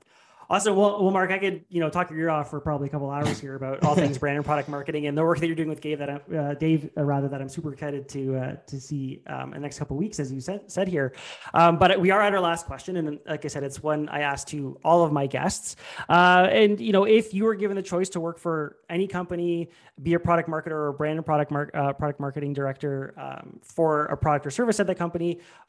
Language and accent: English; Canada; speaking as a Canadian